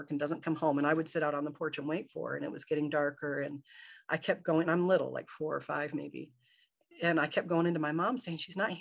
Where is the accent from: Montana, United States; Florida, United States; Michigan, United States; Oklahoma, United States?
Michigan, United States; I grew up in Michigan